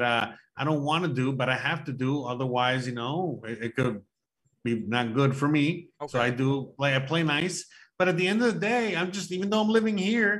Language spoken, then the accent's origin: English; United States; now in Mexico; I'm the American citizen living in Mexico